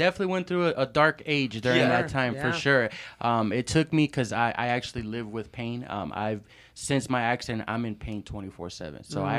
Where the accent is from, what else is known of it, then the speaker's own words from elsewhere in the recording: San Pedro, California, United States; also born or lived in New York; But I was primarily raised in LA, in San Pedro, California. And that's where I kind of grew up